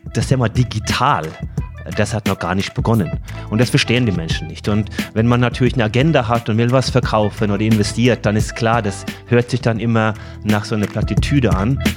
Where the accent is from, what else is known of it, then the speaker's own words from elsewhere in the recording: Norway; German is a second language; moved away; gebürtiger Norweger